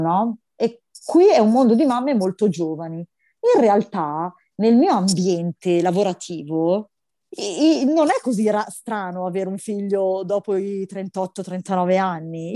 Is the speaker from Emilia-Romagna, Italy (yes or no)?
no; Milan, Lombardy, Italy; io sono milanese